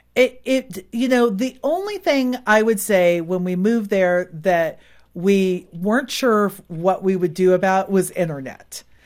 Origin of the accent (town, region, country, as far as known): Silicon Valley, California, United States; born or raised there; moved away as an adult